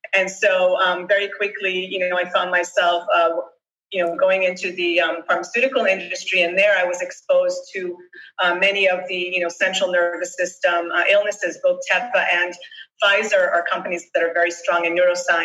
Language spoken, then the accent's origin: English; Boston, Massachusetts, United States; also born or lived in Israel; I grew up, I was born in Israel. I grew up in Boston. My parents relocated